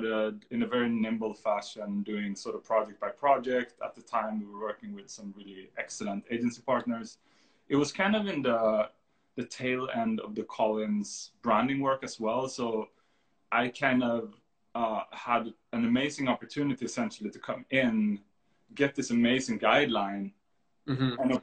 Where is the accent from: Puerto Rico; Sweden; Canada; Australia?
Sweden; moved away; So I'm from Sweden